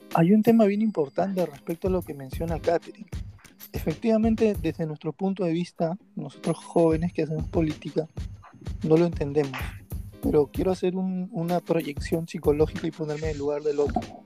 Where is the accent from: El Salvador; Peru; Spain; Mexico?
Peru; como peruanos